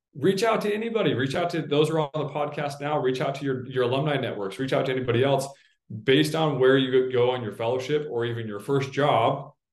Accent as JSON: {"language": "English", "town": "Salt Lake City", "region": "Utah", "country": "United States", "tie": "born or raised there", "moved": "yes", "said": "I grew up in Salt Lake City"}